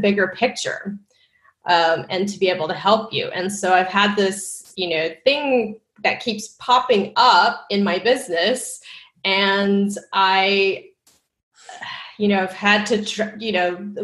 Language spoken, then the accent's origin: English; Texas, United States; I am Asian American, and I grew up in Texas, where there weren't a lot of Asian Americans